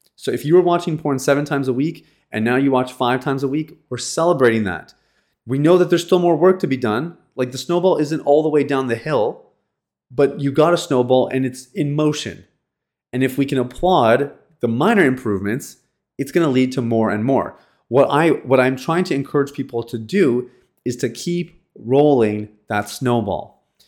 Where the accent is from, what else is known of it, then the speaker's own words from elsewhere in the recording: Canada; I'm from Canada